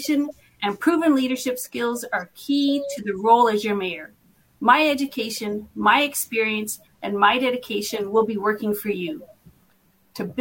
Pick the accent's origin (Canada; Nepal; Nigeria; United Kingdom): Canada; Moose Jaw, Saskatchewan; This is my hometown, and my family has deep roots in this community